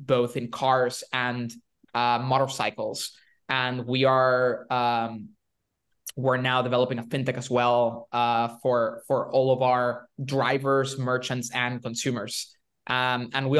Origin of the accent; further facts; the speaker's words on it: Venezuela; moved away; I'm from Venezuela originally